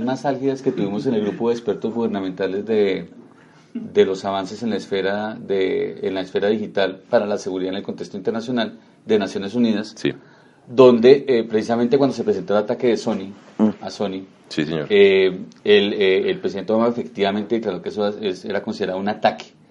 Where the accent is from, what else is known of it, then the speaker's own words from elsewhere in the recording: Colombia; nos debe tener muy orgullosos como colombianos